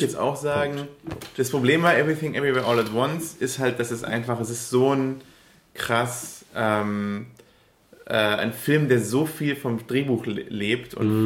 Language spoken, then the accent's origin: German; Upper Swabia, Baden-Württemberg, Germany; now in Berlin, Germany; ich komme aus Oberschwaben